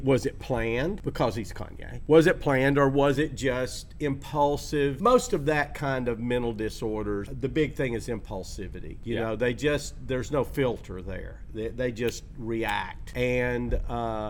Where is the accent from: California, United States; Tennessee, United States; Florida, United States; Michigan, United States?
Tennessee, United States; Chattanooga; moved away; I was in Chattanooga, my hometown, back during Christmas time